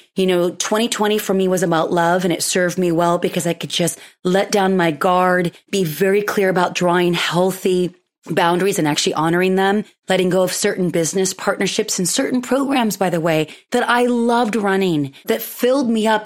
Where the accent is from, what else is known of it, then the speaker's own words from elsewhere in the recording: Pismo Beach, California, United States; where I grew up in the Central Coast, uh, Pismo Beach specifically